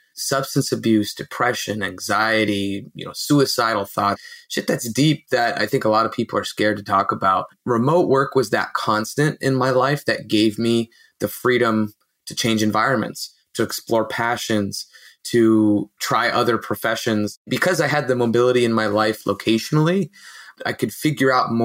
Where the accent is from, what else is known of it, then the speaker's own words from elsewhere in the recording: Fremont, California, United States; also born or lived in Mexico; I'm in Fremont, California, which is actually a pretty large city in the Bay Area in Northern California in between Oakland and San Jose